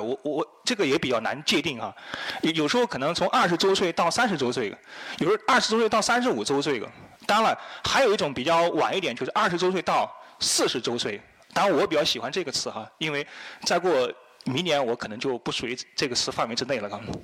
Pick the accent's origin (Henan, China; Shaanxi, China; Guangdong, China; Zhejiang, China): Henan, China; 我是河南人